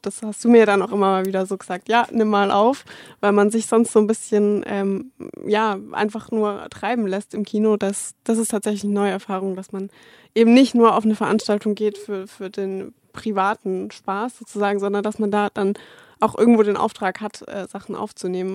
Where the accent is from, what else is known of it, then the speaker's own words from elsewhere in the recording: Stuttgart, Baden-Württemberg, Germany; moved away as an adult; ich komme ja aus Stuttgart